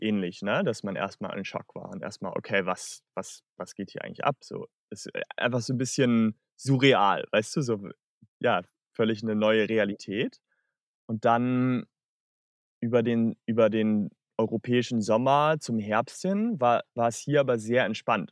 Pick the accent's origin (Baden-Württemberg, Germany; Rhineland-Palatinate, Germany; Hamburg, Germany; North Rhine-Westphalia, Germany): Hamburg, Germany; moved away as an adult; now in Australia; Ich komme aus der Nähe von Hamburg ursprünglich